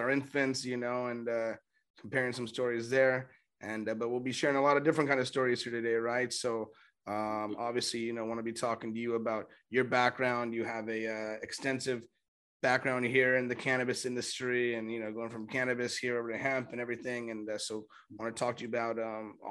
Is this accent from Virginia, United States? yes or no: no; Los Angeles, California, United States; I'm from